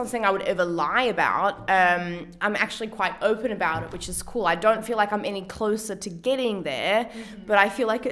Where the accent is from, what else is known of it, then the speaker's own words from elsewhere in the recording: Australia; now in Berlin, Germany; I'm from Australia